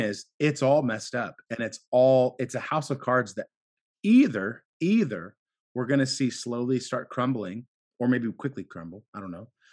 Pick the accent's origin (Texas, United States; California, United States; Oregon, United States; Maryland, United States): Oregon, United States; Portland; I grew up here in Portland